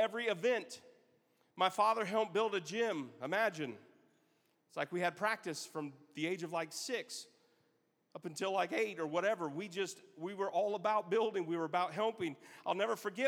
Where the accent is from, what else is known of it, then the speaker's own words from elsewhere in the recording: Elkhart, Indiana, United States; also born or lived in South Bend, Indiana; in my church, we grew up in South Bend. Me and my family, we lived in Elkhart